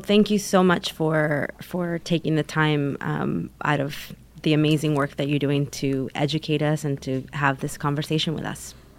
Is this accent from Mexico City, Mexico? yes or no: no; Taxco, Guerrero, Mexico; now in Los Angeles, United States; in my hometown of Tasco.